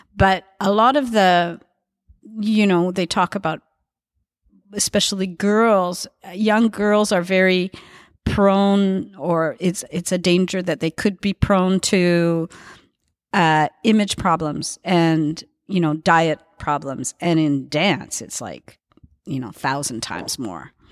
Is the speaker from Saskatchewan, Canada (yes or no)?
no; Edmonton, Alberta, Canada; now in Montreal, Canada; I grew up in Edmonton